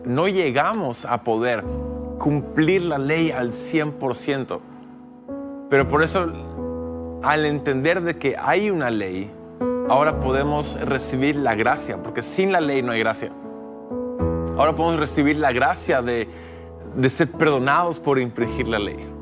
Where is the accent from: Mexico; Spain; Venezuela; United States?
United States; now in Lima, Peru; soy americano, ¿y por qué en Perú? Bueno, soy misionero, pastor